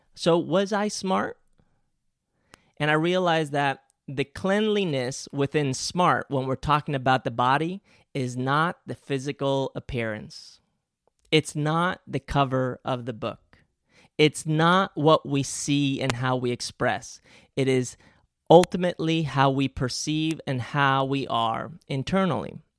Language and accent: English; Spain; English is a second language; moved away; I grew up in Spain and English is actually my second language